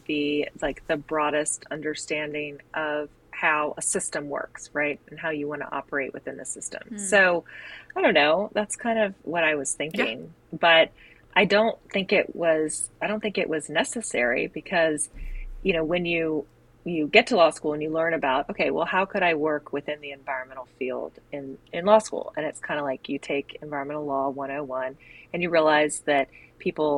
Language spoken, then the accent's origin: English; Hampton Roads, Virginia, United States; also born or lived in Maine; This is my hometown area.